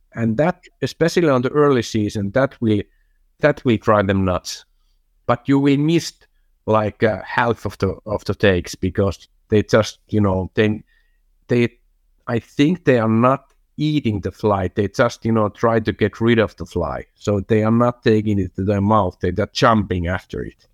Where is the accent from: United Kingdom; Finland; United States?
Finland; English is a second language; Jupp is my, my hometown team